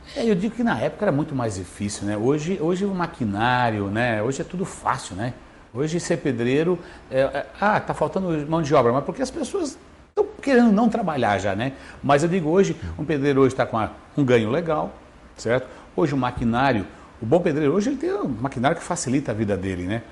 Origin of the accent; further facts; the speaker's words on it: São Ludgero, Santa Catarina, Brazil; eu nasci na Ponte Baixa em 12 de 12 de 1970